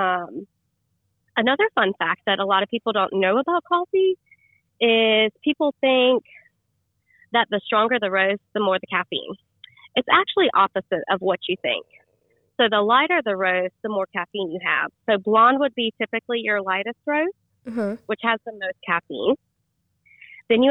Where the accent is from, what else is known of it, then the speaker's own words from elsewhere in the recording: Archdale, North Carolina, United States; I grew up in Archdale